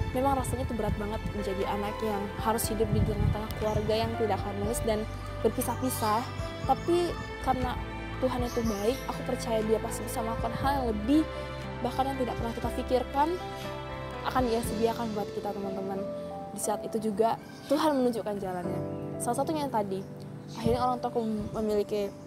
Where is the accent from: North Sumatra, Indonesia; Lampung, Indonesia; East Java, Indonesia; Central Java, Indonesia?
North Sumatra, Indonesia; kalau saya orang Batak tuh secara adat tempat tinggal dan lain sebagainya